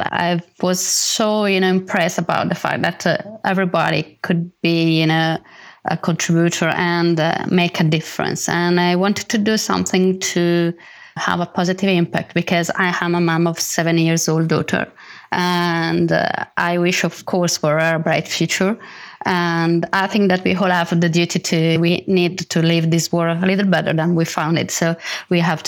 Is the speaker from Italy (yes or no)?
yes; Bologna, Emilia-Romagna, Italy; I'm from Bologna, Italy